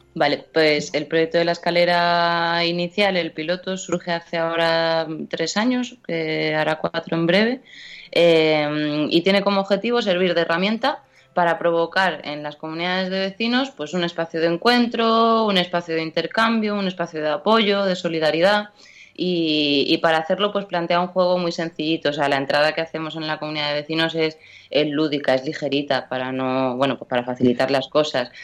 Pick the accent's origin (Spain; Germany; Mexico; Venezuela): Spain; Seville, Andalusia; moved away as an adult; now in Madrid, Spain; yo soy de Sevilla y cuando me vengo a Madrid, pues yo qué sé, pues de repente me doy cuenta de que llevo ocho años en Madrid